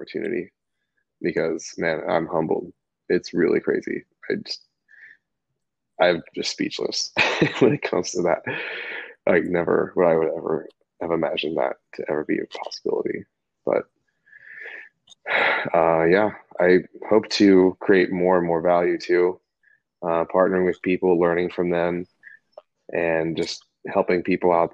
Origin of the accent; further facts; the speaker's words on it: Houston, Texas, United States; I grew up in Houston, Texas